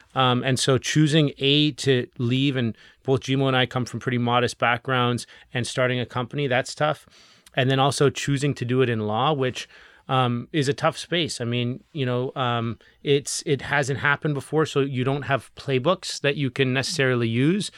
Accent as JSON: {"language": "English", "country": "Canada", "said": "as Canadian entrepreneurs"}